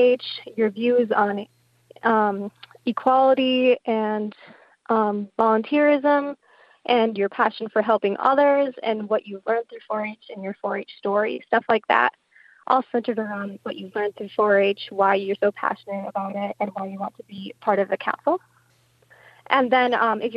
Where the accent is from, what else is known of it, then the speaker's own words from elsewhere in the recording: Upper Peninsula, Michigan, United States; we're from the Upper Peninsula, which is a really rural region